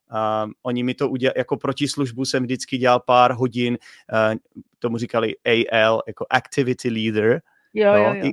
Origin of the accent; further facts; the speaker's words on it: Poděbrady, Central Bohemian Region, Czechia; My, my, já jsem teda z Poděbrat, jestli víš, kde jsou Poděbrady.